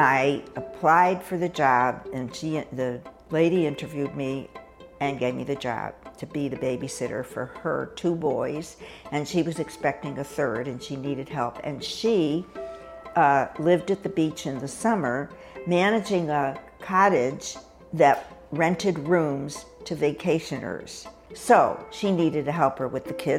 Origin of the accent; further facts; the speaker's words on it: Hartford, Connecticut, United States; moved away as an adult; I grew up in Hartford, Connecticut, where I spent the first 18 years of my life and never moved back after